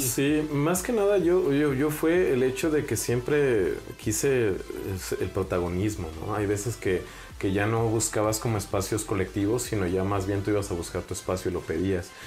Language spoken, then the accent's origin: Spanish; Celaya, Guanajuato, Mexico; soy más celayense